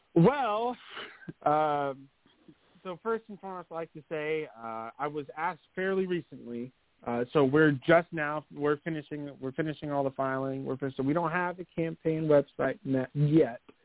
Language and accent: English; East Texas, United States; I'm born and raised in East Texas